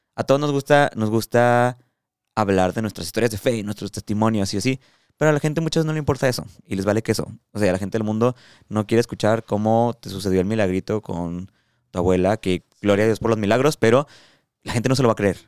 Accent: Mexico; aquí en México, en mi realidad, en mi país, en mi cultura

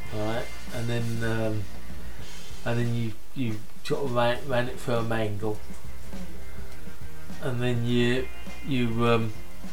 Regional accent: London, United Kingdom; I'm from London, and they start trying to talk, we don't talk like that in London

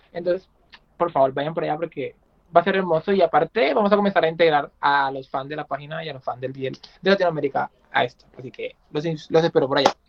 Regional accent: San Andrés, San Andrés and Providencia, Colombia; soy de Colombia, específicamente yo en San Andrés Islas.

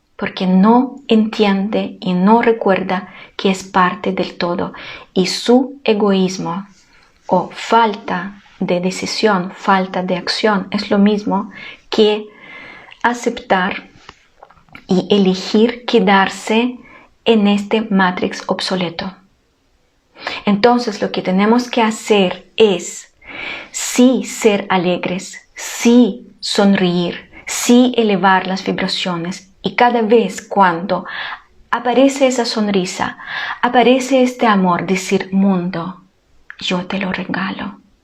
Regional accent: Ukraine; now in Chile; yo soy ucraniana

